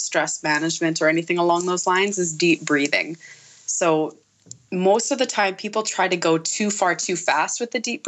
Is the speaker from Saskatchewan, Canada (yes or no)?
yes; Nipawin, Saskatchewan, Canada; my hometown here in Nipawin